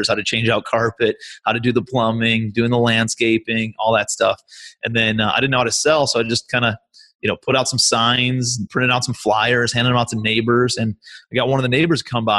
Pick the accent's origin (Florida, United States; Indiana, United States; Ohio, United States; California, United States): Ohio, United States; Cleveland; moved away as an adult; also born or lived in New York; I'm from Cleveland, Ohio originally